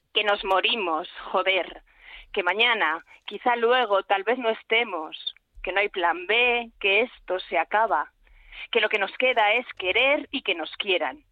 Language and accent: Spanish; Calatayud, Aragon, Spain; soy de Calatayud, que es lo de Bilbilitana, soy aragonesa